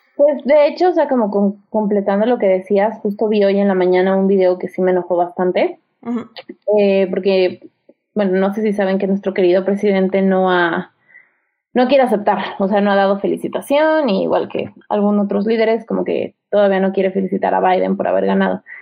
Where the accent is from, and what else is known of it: Mexico